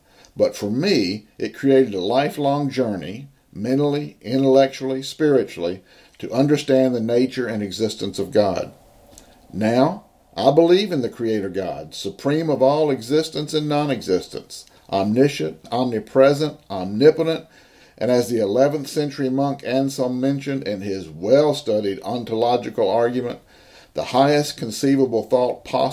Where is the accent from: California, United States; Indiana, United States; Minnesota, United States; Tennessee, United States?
Tennessee, United States; Nashville; I grew up in Nashville, Tennessee